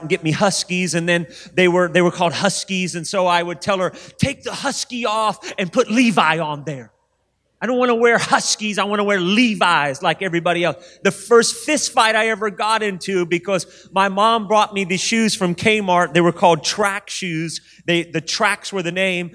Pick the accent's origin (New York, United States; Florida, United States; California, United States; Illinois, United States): California, United States; Sacramento; I was raised in Sacramento, and as a little boy, I wasn't raised in church.